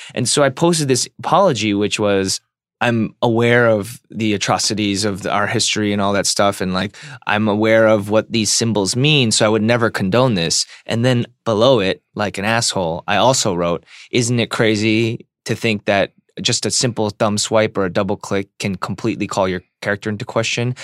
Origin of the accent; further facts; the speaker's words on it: United States; I'm an American